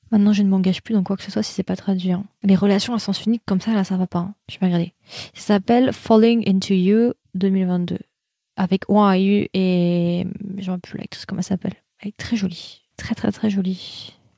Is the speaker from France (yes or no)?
yes; France; nous français, c'est l'accent.